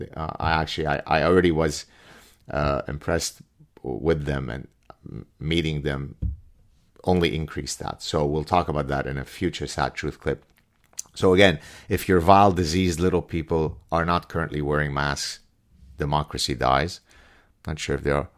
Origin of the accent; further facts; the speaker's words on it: Lebanon; also born or lived in Canada; now in Montreal, Canada; Lebanese Jews growing, growing up in Lebanon